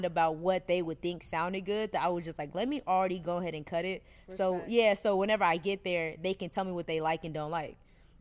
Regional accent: Dallas, Texas, United States; I'm from Dallas

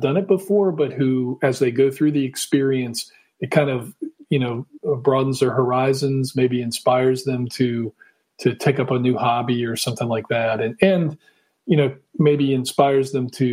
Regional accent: Washington, District of Columbia, United States; moved away as an adult; also born or lived in Utah / Virginia; now in Virginia Beach, United States; I grew up in the Washington, D.C. area

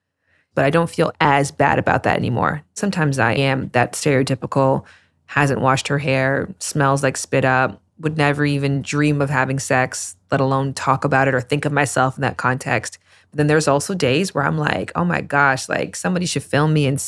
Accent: Toronto, Ontario, Canada; moved away as an adult; now in Los Angeles, United States; I came to LA from Toronto in 2014.

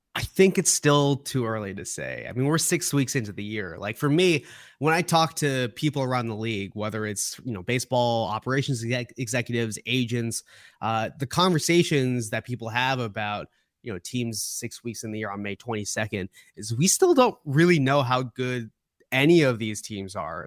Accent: Boston, Massachusetts, United States; my reference points are all Boston, growing up in Boston

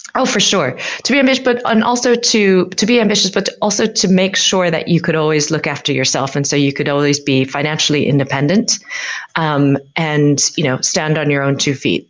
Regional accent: United States; now in United Kingdom; as an American

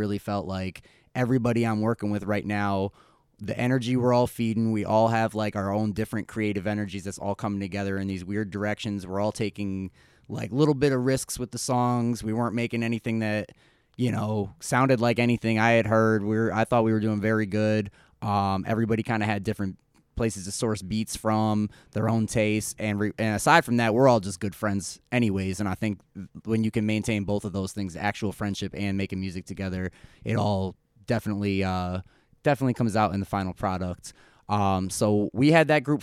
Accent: Clifton Park, New York, United States; I'm originally from Clifton Park. Really lived all around here for pretty much my whole life

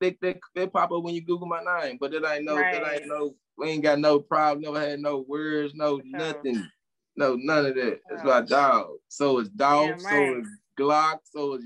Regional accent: Memphis, Tennessee, United States; I'm from North Memphis, dog.

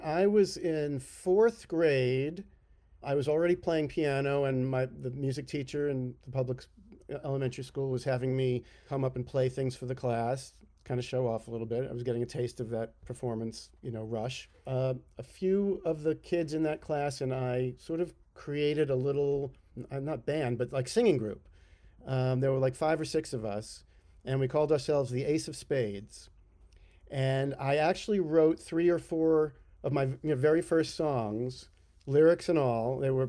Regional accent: New York, United States; my father was a big train buff, and I grew up on the Long Island Railroad, basically, learning all the stops.

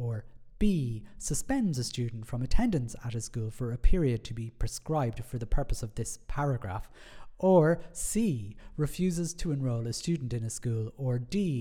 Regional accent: Ireland; Being Irish

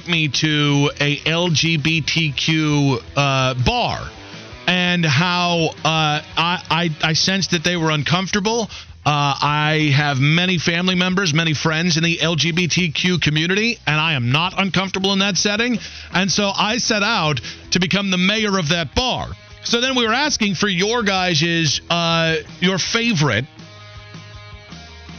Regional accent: Ohio, United States; now in Charlotte, United States; I'm from Ohio

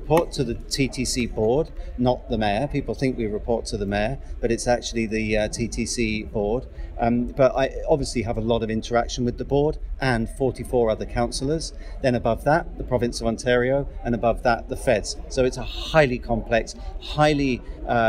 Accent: Plymouth, South West England, United Kingdom; moved away as an adult; also born or lived in London / Sydney; now in Toronto, Canada; I grew up in Plymouth in England, which is a big Navy city.

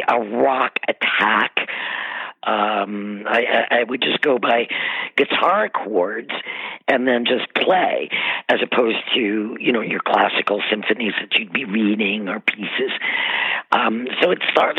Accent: Cleveland, Ohio, United States; I grew up in Cleveland

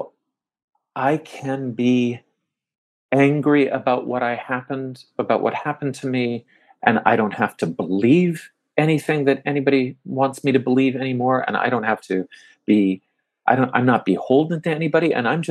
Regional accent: Toronto, Ontario, Canada; I grew up here in Toronto and middle-class background

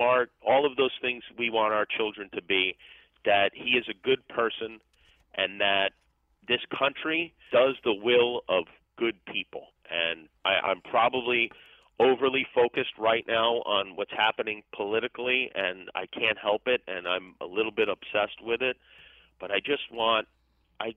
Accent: Las Vegas, Nevada, United States; moved away; I grew up in Las Vegas

